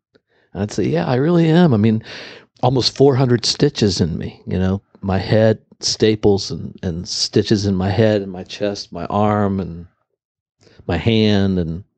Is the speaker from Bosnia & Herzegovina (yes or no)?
no; Ireland; I'm an Irishman.